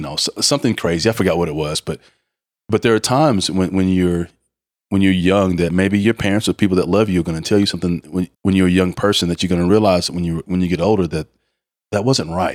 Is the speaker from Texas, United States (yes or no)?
yes; Mineola, Texas, United States; growing up in, in, in an East Texas town, Mineola